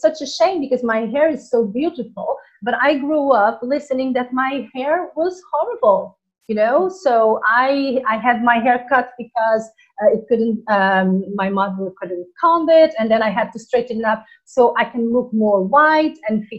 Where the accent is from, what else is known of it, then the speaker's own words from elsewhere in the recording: Portugal; moved away as an adult; also born or lived in Angola / Tenerife; I was born in Angola, in Africa, and then I went to Portugal, that's where I was raised, and that's where I lived until I was a grown up. Then I moved to Tenerife